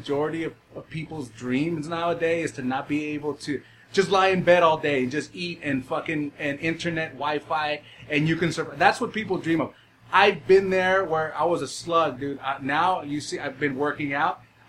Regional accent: El Salvador; And she was Salvadoran in that movie, which, of course, I am. I'm from Salvi

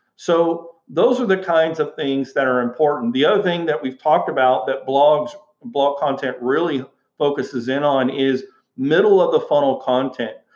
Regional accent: Houston, Texas, United States; moved away as an adult; I, I grew up in Houston, Texas, and and you know, went to high school, went to college uh, in in uh, Houston, Texas

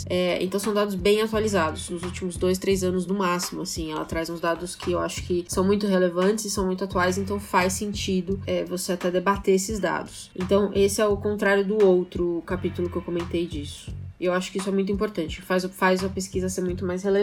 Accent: São Paulo, Brazil; Eu, como boa paulista que sou, eu vejo o Rio totalmente separado

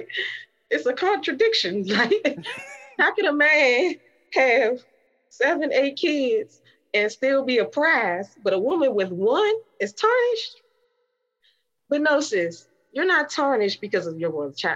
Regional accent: Washington, District of Columbia, United States; also born or lived in Prince George's County, Maryland; I lived in D.C. and Maryland growing up, but mainly Uptown, and then we moved to Maryland, PG County

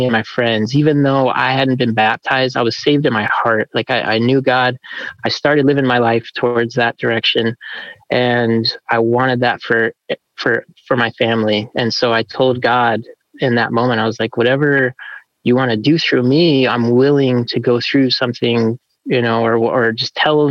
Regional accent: Flagstaff, Arizona, United States; also born or lived in California; we moved to Flagstaff, Arizona in 91 when I was 7 years old

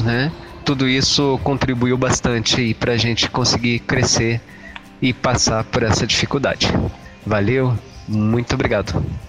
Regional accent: Curitiba, Paraná, Brazil; sou de Curitiba

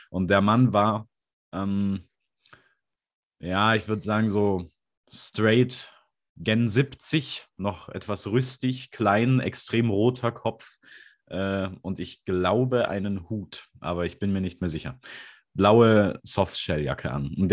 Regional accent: Hamburg, Germany; Das sage ich 24 in Hamburg, wo ich herkomme.

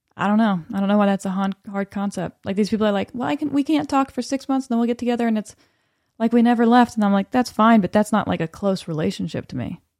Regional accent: the South, United States; accent: Southern; now in Los Angeles, United States; I was Southern

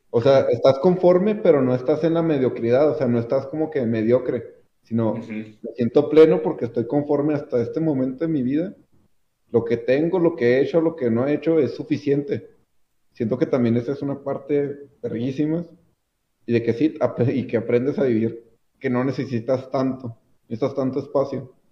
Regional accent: Ciudad Juárez, Chihuahua, Mexico

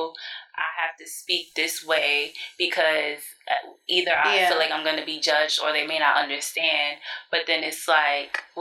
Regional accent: United States; I'm American, like my family is from the South

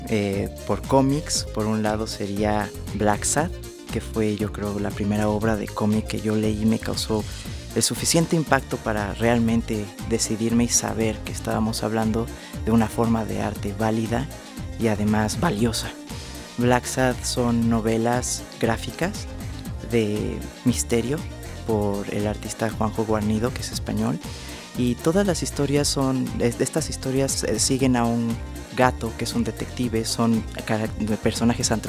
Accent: Mexico City, Mexico; tengo 28 años, soy de la Ciudad de México.

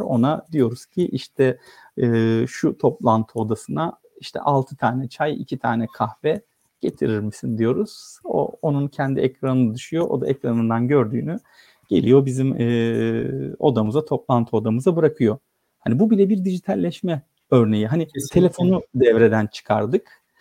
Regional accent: Istanbul, Turkey; also born or lived in Samsun; İstanbul'da doğdum 1979 yılında. E, Samsunluyum aslen.

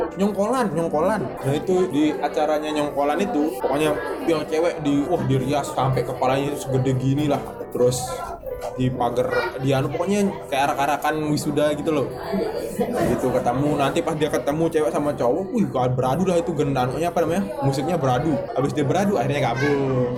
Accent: Lombok, West Nusa Tenggara, Indonesia; di daerahku, di Lombok

